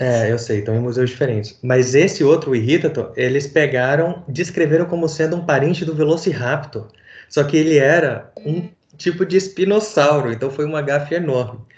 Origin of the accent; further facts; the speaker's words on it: Recife, Pernambuco, Brazil; Eu fui criado... Nasci em Recife